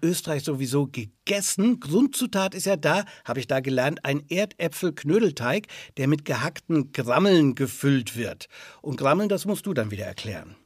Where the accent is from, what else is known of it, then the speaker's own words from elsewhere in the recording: Franconia, Bavaria, Germany; Bei uns in Franken